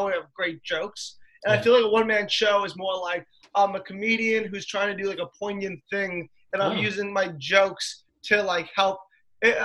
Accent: Stamford, Connecticut, United States; my hometown in Stamford, Connecticut

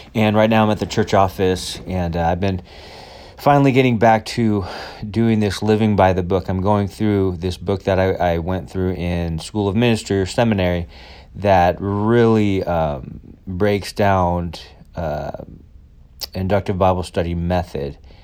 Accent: United States; I'm white and I'm American

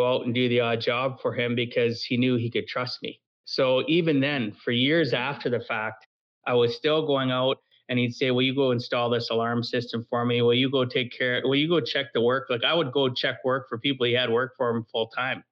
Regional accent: Camrose, Alberta, Canada; now in Edmonton, Canada; where I grew up in Camrose.

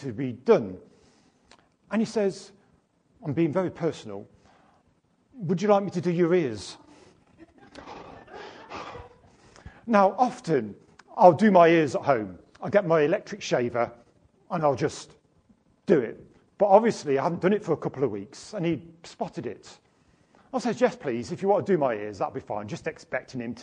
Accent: United Kingdom; being British

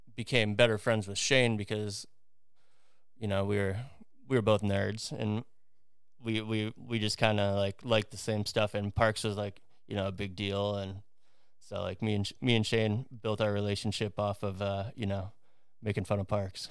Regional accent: Twin Lakes, Wisconsin, United States; now in Orlando, United States; I grew up in Twin Lakes, Wisconsin, which is, uh, right in between Chicago and Milwaukee, next to Lake Geneva

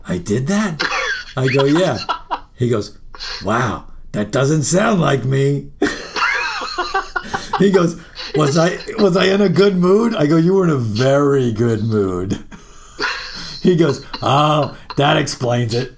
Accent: New York City, New York, United States; I was born in Jamaica, Queens, and it's all part of Queens.

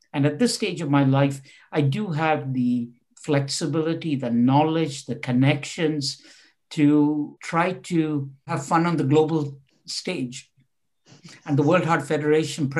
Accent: India; moved away as an adult; also born or lived in Bangalore / Oxford; I was born and brought up in India

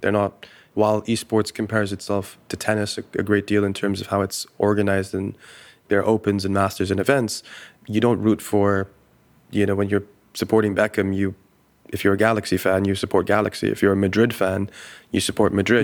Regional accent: Dubai, United Arab Emirates; I grew up in the Middle East. I grew up in Dubai

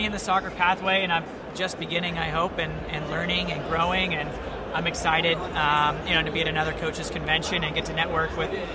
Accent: California, United States; moved away as an adult; also born or lived in Alabama / Birmingham; I grew up in California, played club soccer out there

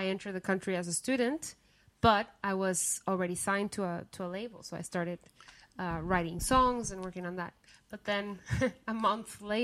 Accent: Guatemala; now in United States; I was born and raised in Guatemala

